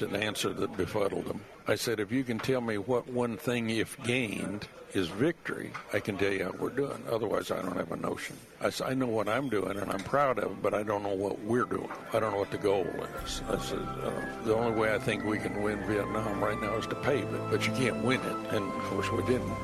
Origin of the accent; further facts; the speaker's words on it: Iowa, United States; moved away; I was still from Iowa at that time. I'd go home